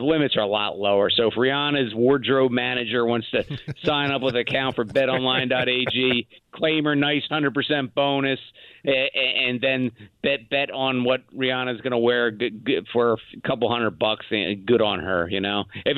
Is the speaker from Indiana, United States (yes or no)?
no; Philadelphia, Pennsylvania, United States; Well, you know, full disclosure, I'm from Philadelphia.